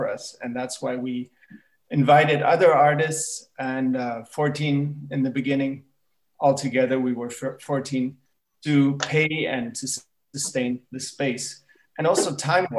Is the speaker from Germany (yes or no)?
yes; Germany; also born or lived in United States / New York; now in Berlin, Germany; I'm originally from the States, but I grew up in Germany